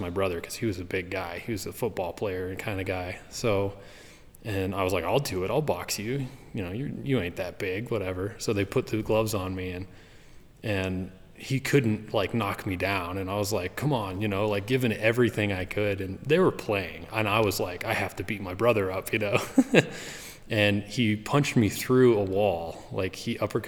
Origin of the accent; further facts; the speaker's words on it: southwestern Wyoming, United States; I grew up in Wyoming, southwestern Wyoming, near the Uinta mountain range